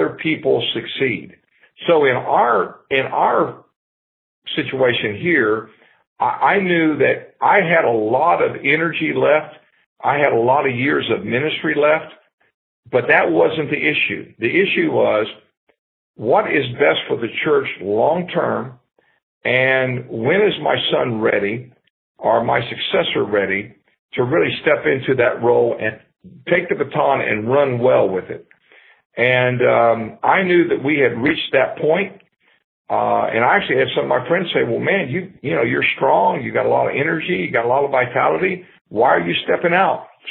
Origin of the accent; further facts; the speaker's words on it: Ohio, United States; now in Florida, United States; I grew up in Ohio